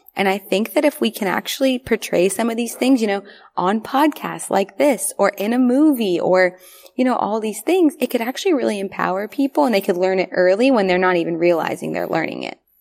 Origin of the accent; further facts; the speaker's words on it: the South, United States; We grew up in the South